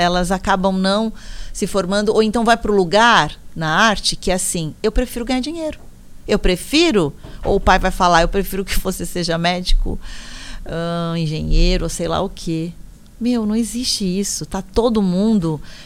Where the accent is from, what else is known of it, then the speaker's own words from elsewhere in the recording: São Paulo, Brazil; Onde eu moro, ainda eu moro em São Miguel Paulista, que é na Zona Leste, ZL. Sou da ZL